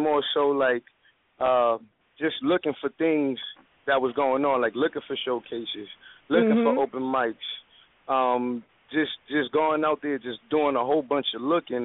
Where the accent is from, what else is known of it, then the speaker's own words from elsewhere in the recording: New York City, New York, United States; I come from Uptown Westside Dykeman where things is kind of real